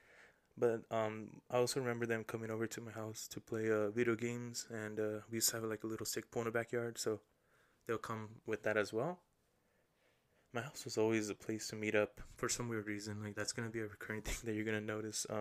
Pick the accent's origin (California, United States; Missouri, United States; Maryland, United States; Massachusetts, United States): California, United States; La Puente; I was born and raised in La Puente, California